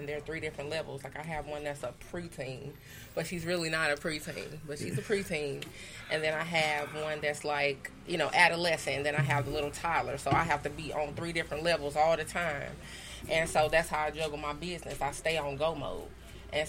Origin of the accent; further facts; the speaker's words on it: Moline Acres, Missouri, United States; I'm from Castle Point, Moline Acres